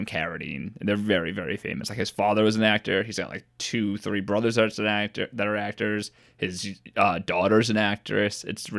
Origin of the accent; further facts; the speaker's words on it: Utica, New York, United States; I'm from Utica